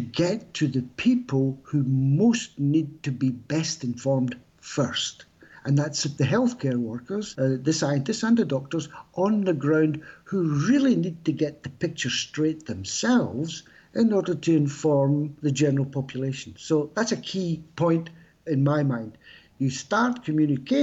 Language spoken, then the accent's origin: English; United Kingdom; now in France; I'm British, obviously, but living in France